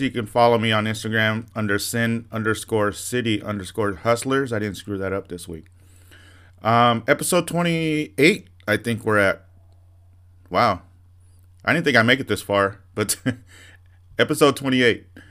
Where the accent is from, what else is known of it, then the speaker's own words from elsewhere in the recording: Santa Ana, California, United States; moved away as an adult; also born or lived in Orange, California; now in Las Vegas, United States; I was born in Orange